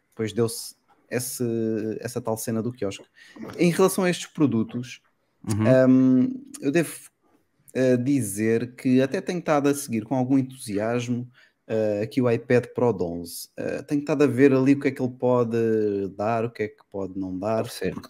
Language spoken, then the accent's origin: Portuguese; Portugal; accent: Lisbon, with traces of Alentejo; Eu tenho um sotaque que é mistura de eh, agora é praticamente Lisboeta, mas ainda tem ali uns toques de vez em quando alentejano, muito pouco, mas ainda tem.